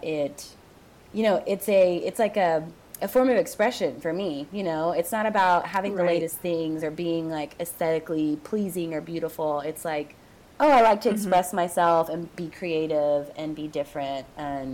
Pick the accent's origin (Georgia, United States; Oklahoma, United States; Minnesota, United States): Oklahoma, United States; moved away as an adult; also born or lived in Dallas, Texas; now in Austin, United States; coming from a small-ish town in Oklahoma